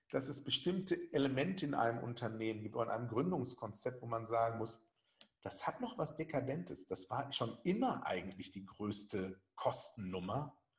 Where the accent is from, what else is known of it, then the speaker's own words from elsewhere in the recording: North Rhine-Westphalia, Germany; Ich komme aus dem Ruhrgebiet. Ich habe auf Aschenplätzen noch Verteidiger gespielt.